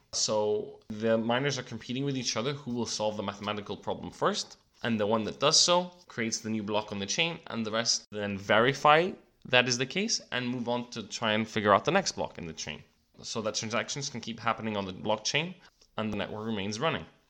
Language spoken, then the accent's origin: English; Cyprus; my home country of Cyprus